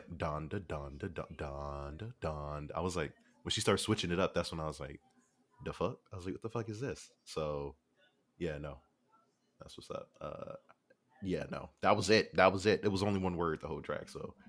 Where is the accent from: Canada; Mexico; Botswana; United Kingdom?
Canada; Stop hating on me. I'm Canadian.